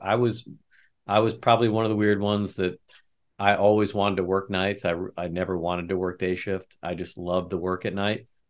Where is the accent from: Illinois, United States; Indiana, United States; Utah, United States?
Indiana, United States; Lafayette; I'm a retired chief from Lafayette, Indiana